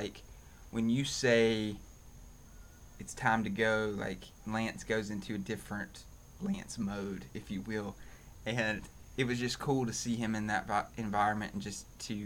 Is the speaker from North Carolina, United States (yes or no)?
yes; Roanoke Rapids, North Carolina, United States; I grew up in Roanoke Rapids, North Carolina